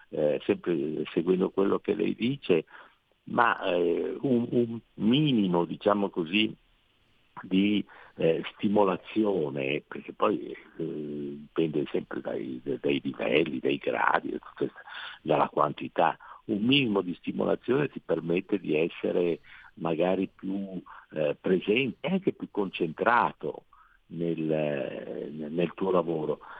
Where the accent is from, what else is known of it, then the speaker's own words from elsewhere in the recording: Venice, Veneto, Italy; io sono veneziano